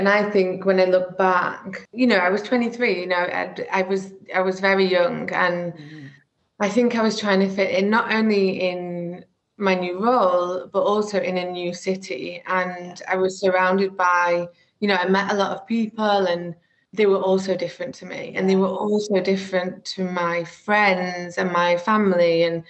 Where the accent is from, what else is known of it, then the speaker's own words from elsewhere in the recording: the north of England, United Kingdom; accent: northern; So I'm sure you can tell from my accent, I'm very northern, although I've been told that it's residing, which makes me a bit sad. But yeah, born and raised in the north, my parents are both from the north